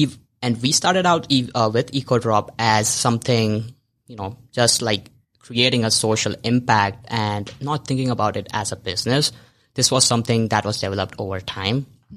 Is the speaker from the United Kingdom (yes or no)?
no; India; moved away as an adult; I moved from India like 2.5 years ago to this country, and being in a new city, being in a new environment